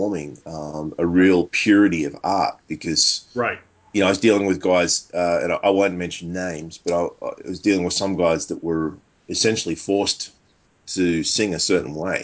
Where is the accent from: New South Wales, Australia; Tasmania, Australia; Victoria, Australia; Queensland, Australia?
New South Wales, Australia; Sydney; born and raised in Sydney, Australia